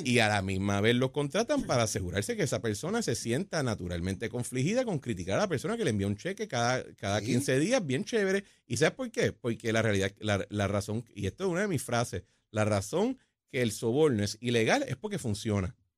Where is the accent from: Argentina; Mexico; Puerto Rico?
Puerto Rico; como los puertorriqueños siempre hacemos